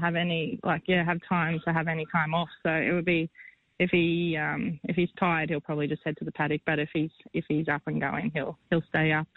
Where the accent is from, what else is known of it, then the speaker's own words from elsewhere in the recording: Queensland, Australia; I'm a Queenslander